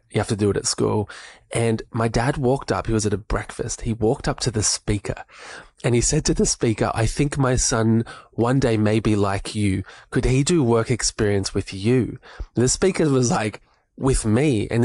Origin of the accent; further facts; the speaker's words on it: Melbourne, Victoria, Australia; moved away as an adult; now in Sunshine Coast, Australia; I grew up in Melbourne